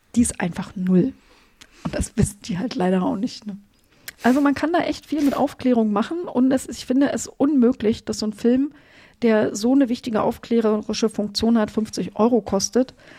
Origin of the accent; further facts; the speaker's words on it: Germany; ich komme ja aus der DDR. Als die Mauer gefallen ist, war ich 21.